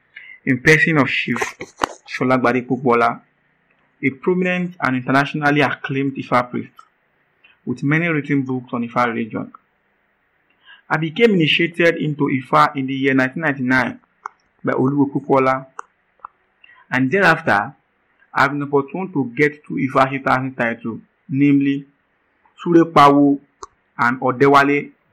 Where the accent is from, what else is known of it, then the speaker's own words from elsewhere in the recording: Lagos, Nigeria; also born or lived in Ogun State, Nigeria / Osun State, Nigeria; I was born in Ogun State … Although we are from Osun State in the southwestern part of Nigeria, I migrated to Alakoko, Lagos while I was 4 years of age